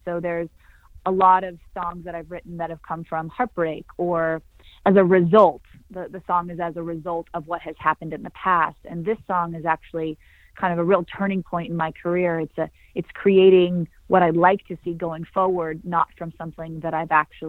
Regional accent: Santa Cruz, California, United States; Yeah, my grandma would say that I came out of the womb wailing. I was a excited, powerful, passionate little girl, mm-hmm. fearless, surfing big waves growing up with my pops.

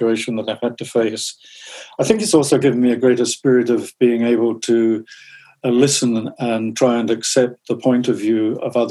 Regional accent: Southend-on-Sea, East of England, United Kingdom; my hometown of Southend-on-Sea, down in Essex

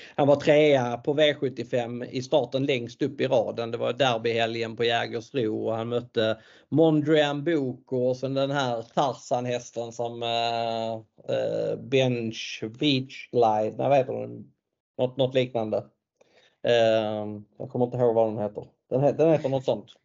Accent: Sweden; vi svenskar

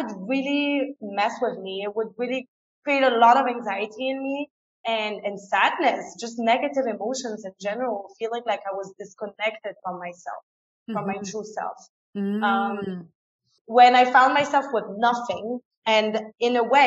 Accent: France; first language French and German; English is a second language; moved away as an adult; also born or lived in England; now in Ecuador; I was born and raised in France, but I went to a German school. So I grew up with both languages

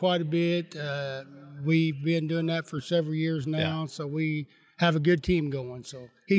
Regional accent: Bloomington, Indiana, United States; I'm from Bloomington, Indiana. It's about 50 miles south of here.

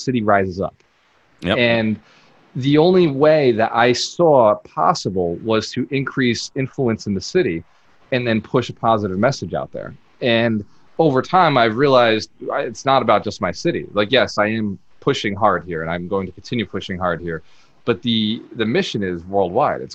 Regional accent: Fall River, Massachusetts, United States; I grew up here in Fall River

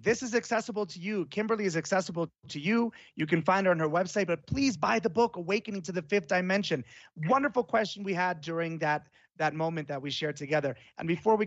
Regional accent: Florence, Tuscany, Italy; moved away; when I was little, I grew up in Florence, Italy

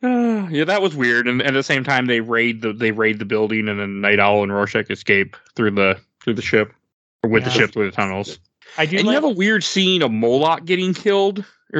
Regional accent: Milwaukee, Wisconsin, United States; the joke is I'm from Milwaukee.

